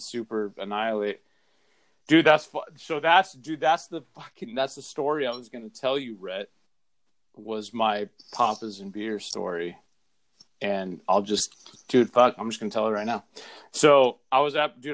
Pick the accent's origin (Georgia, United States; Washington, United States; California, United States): California, United States; Southern; growing up in Southern California